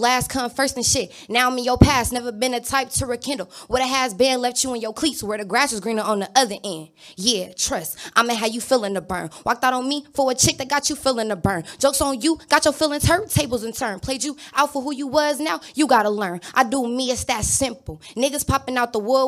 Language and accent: English; Inglewood, California, United States; I'm from Inglewood, California.